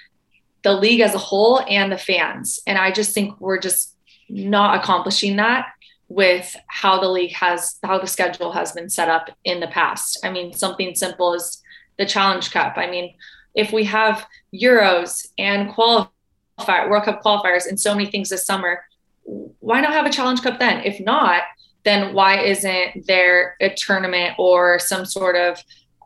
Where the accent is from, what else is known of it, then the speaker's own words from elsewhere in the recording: California, United States; now in Florida, United States; Growing up in California